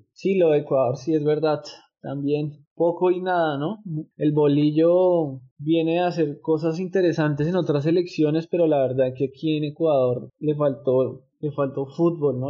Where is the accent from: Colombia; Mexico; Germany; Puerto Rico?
Colombia; somos colombianos